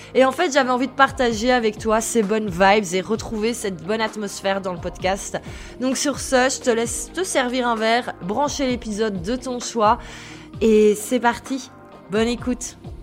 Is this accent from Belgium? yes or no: yes; Belgium; also born or lived in Brussels; Je suis belge, j'habite à Bruxelles